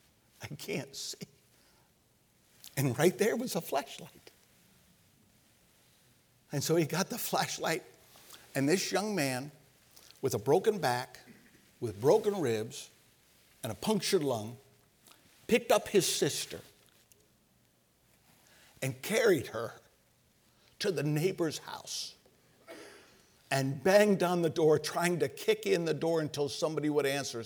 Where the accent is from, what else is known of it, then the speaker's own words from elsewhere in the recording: Oklahoma, United States; I'm from Oklahoma. I lived in Oklahoma for several years. Tornadoes were a sport out there.